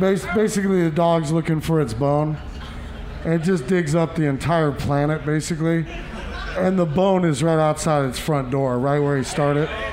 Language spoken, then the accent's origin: English; Des Moines, Iowa, United States; it's my home state. I believe you know it's where I'm from